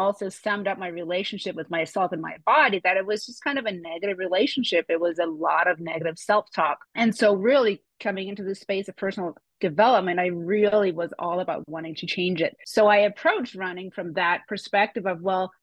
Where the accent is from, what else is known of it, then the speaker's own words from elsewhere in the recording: Denmark; English is a second language; moved away as an adult; now in United States; I am from Denmark originally and actually moved to the US when I was 28